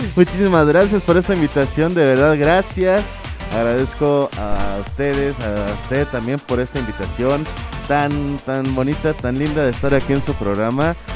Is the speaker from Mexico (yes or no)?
yes; Tampico, Tamaulipas, Mexico; soy proveniente de Tampico, Tamaulipas, soy de Tamaulipas de hecho. Eh, nací en la mera ciudad, no en los alrededores